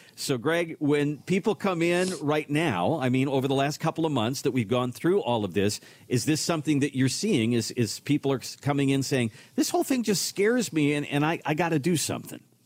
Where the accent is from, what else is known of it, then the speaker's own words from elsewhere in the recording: Minnesota, United States; moved away; I'm originally from Minnesota